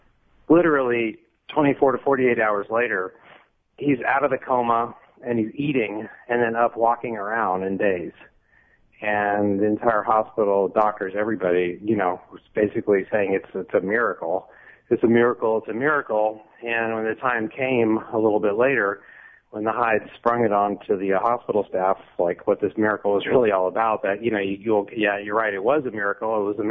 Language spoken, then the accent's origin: English; Texas, United States; now in Los Angeles, United States; You know, I'm from Texas, and it's the closest thing to Texas I've ever been to. It's like Texas of the North.